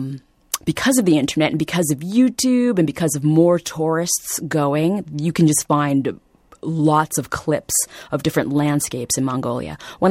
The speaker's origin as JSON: {"language": "English", "country": "Vietnam", "tie": "born there", "said": "because I was born in Vietnam, people really want to, again, look at this book through that particular lens."}